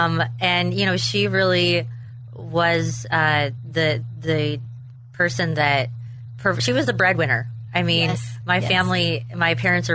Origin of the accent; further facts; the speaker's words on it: Western Washington, United States; also born or lived in Tacoma, Washington; I was born in Tacoma, Washington, and raised in a very small town in Western Washington by an amazing family.